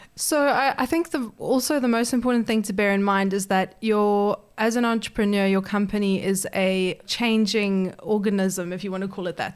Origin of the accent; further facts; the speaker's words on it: South Africa; moved away as an adult; now in Perth, Australia; I'm actually originally uh, from South Africa, but I moved to Perth thirteen years ago